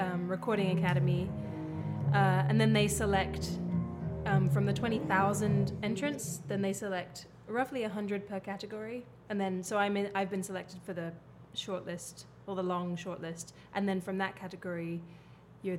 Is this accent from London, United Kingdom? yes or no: yes; London, United Kingdom; now in New York, United States; I'm from London